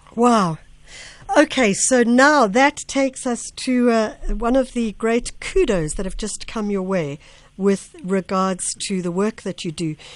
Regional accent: Durban, KwaZulu-Natal, South Africa; my home home area

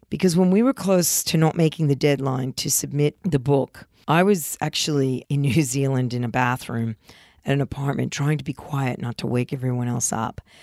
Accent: New Jersey, United States; moved away; when I was young and growing up in New Jersey

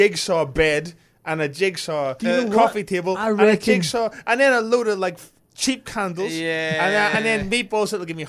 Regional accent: Belfast, Northern Ireland, United Kingdom; I grew up in Belfast

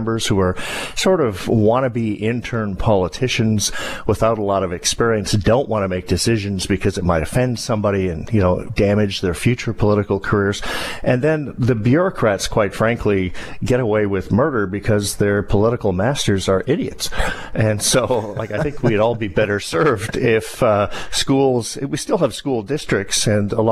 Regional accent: British Columbia, Canada; I'm from British Columbia.

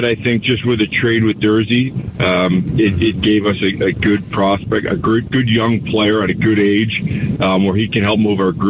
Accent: Canada; now in Arizona, United States; I'm Canadian

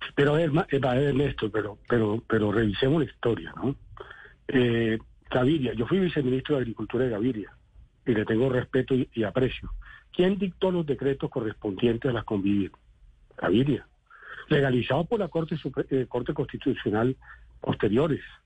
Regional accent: Villanueva, La Guajira, Colombia; moved away; also born or lived in Cesar; Yo soy el del César Guajira, de Villanueva Guajira, eso queda muy lejos, a 500 kilómetros de Córdoba.

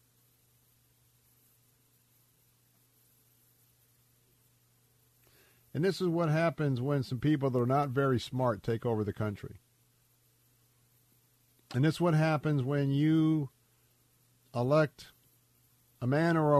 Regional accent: Tampa, Florida, United States; the world that I was brought up in here in Tampa, Florida

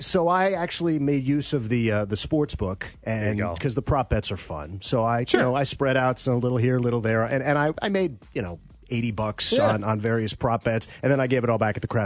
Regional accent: West Coast, United States; also born or lived in Chicago; I was born in Chicago, but I lived there for a year, and I've been most of my life on the West Coast and a little bit on the East Coast.

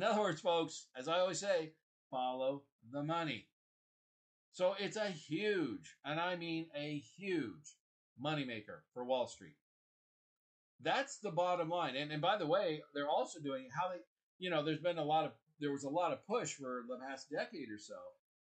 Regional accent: Kansas City, Missouri, United States; also born or lived in Washington, D.C.; I grew up in Kansas City, Missouri

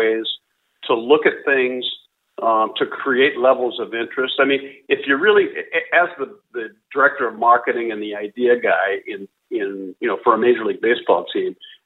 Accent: San Diego, California, United States; I grew up in San Diego, California.

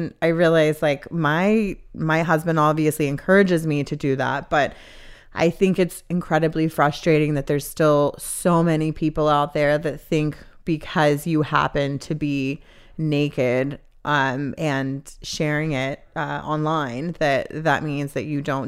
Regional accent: the South, United States; because I grew up in the Bible Belt

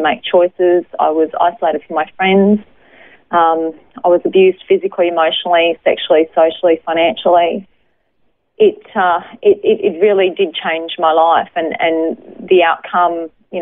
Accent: Brisbane, Queensland, Australia; I was born in Brisbane, lived over the north side of Brisbane in Hendra, so amongst all the horses over there, all horse trainers, grew up the youngest of four kids

